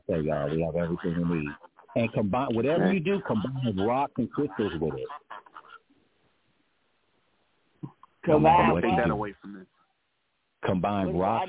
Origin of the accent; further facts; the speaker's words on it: Los Angeles, California, United States; I grew up in Los Angeles